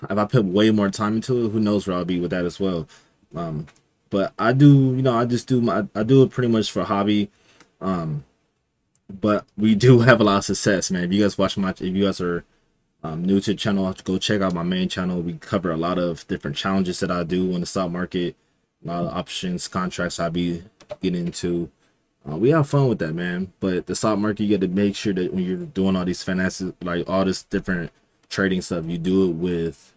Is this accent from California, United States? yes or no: yes; Los Angeles, California, United States; also born or lived in Inland Empire, California; I'm from Los Angeles, California. I want to say like down in the South Bay, so not really like in the South Central area